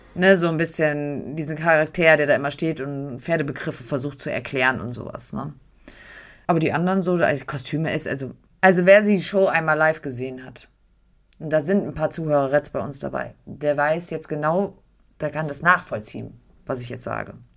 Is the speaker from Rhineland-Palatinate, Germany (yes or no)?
no; Frankfurt, Hesse, Germany; Wir kommen aus Frankfurt